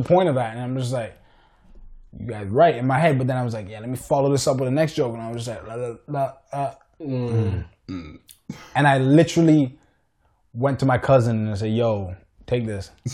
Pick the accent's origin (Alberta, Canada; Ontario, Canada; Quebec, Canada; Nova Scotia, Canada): Ontario, Canada; Richmond Hill; I was born and raised in Richmond Hill